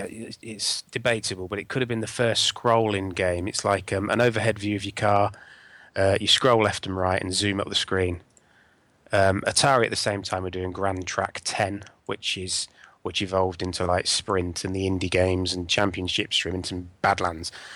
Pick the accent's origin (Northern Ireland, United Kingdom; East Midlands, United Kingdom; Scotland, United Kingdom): East Midlands, United Kingdom; Northamptonshire; I grew up in Northamptonshire